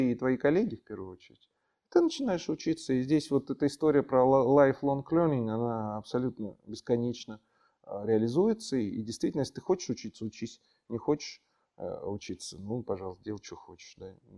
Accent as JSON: {"language": "Russian", "region": "Moscow", "country": "Russia", "tie": "born or raised there", "said": "Родился я в Москве, и родители родились в Москве, и дедушки, бабушки родились в Москве"}